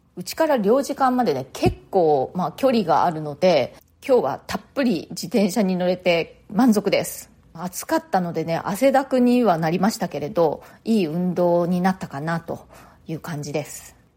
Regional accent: Japan; moved away as an adult; now in New York, United States; 私は日本で生まれ育って、大人になってからニューヨークに移住した

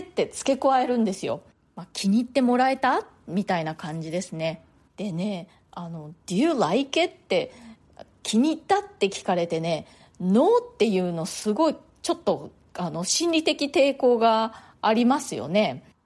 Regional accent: Japan; moved away as an adult; now in New York, United States; 日本で生まれ育った私にはね

